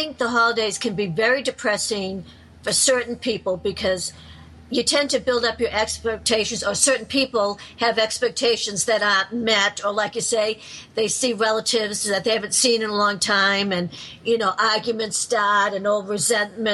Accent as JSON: {"language": "English", "country": "United States", "said": "I'm an American"}